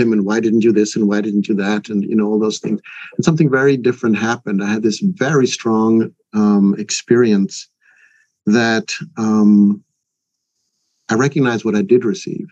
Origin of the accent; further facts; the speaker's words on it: Switzerland; English is a second language; now in United States; my mother was Swedish, my father was American, and I was born and raised in Switzerland, a third country.